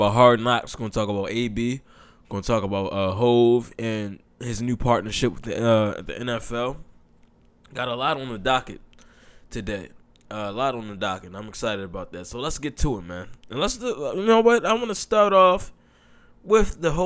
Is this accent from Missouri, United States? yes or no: no; Baltimore, Maryland, United States; I'm from Baltimore